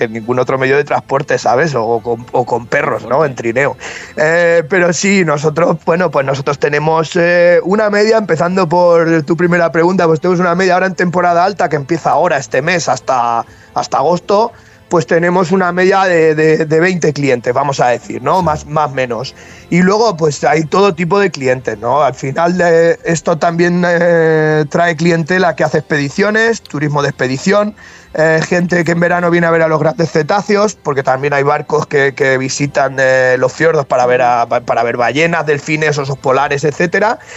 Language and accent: Spanish; Castilla-La Mancha, Spain; moved away; como decimos en, en La Mancha